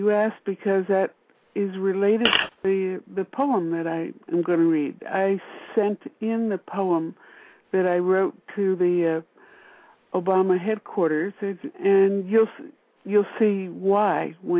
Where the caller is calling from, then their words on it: Washington, District of Columbia, United States; Washington, D.C.